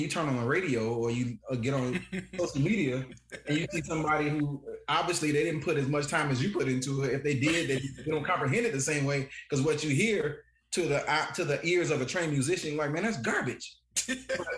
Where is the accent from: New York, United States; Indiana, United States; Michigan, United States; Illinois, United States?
Illinois, United States; Chicago; moved away; also born or lived in Alabama; I grew up not in Alabama. I grew up in Chicago